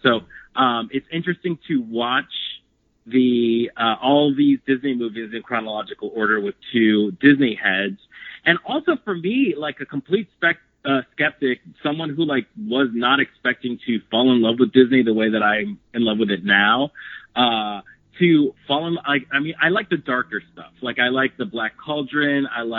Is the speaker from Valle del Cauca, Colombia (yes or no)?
yes; Palmira, Valle del Cauca, Colombia; I'm from Palmira, but Cali's like the closest city from where I live.